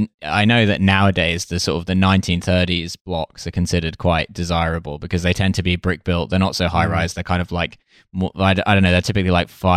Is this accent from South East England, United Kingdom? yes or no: no; Essex, East of England, United Kingdom; the town I grew up in Essex is a new town